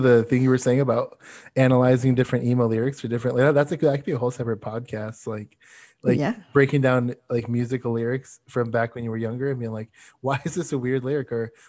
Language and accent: English; Florida, United States; when I grew up in South Florida, so we played like a venue there.